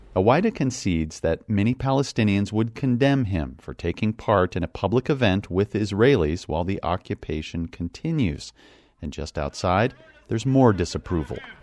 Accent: Phoenix, Arizona, United States; this is my hometown. Um, no matter what people tell me, you know, this is my town, this is where I grew up

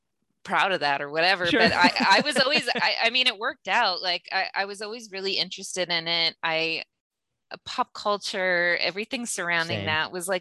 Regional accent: Los Angeles, California, United States; moved away as an adult; also born or lived in Florida / New Zealand; I grew up in the Valley.

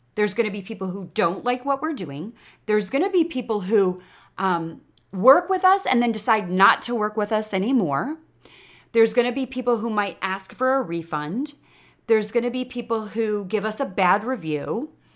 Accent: Chicago, Illinois, United States; accent: Chicago; moved away as an adult; now in Austin, United States; I was raised in Chicago

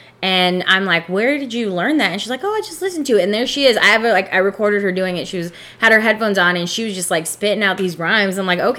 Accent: California, United States; I'm from California.

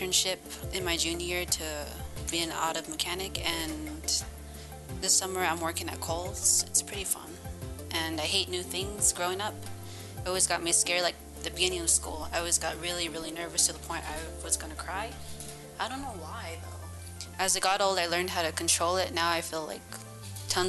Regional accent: Albuquerque, New Mexico, United States; also born or lived in Torreon, New Mexico; I'm from Albuquerque originally. I'm from Torreon

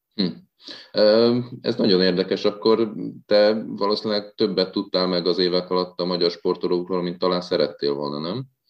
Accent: Hungary; magyarok vagyunk

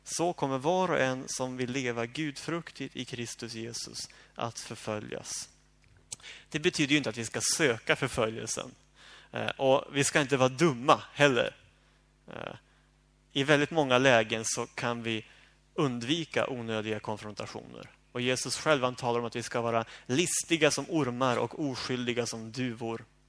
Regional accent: Sweden; jag som bekväm svensk

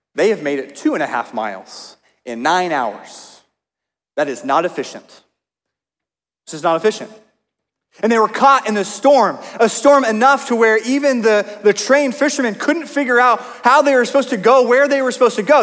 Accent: Oklahoma, United States; moved away; I grew up in Oklahoma

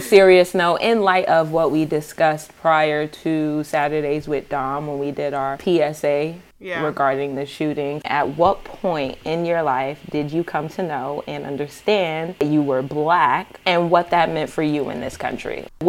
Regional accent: New York, United States; simply because I'm from New York.

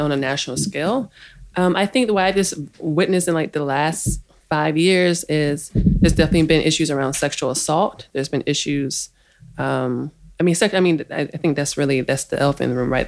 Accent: Oak Park, Illinois, United States; moved away as an adult; also born or lived in Crown Heights, New York; now in New York, United States; So I'm from Oak Park, and yeah, when I come home, I'm staying in Oak Park.

